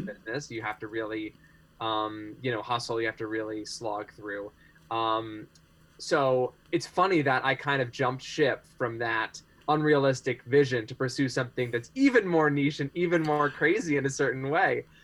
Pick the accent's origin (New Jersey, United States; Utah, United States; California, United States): California, United States; also born or lived in New Hampshire; my family is uh, from California, and I'm back there with them now. But I recent, most recently lived in New Hampshire, where I was for about two years